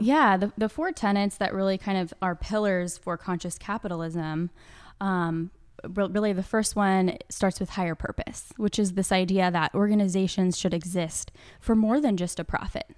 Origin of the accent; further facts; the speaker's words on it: Kansas City, Missouri, United States; I grew up in Kansas City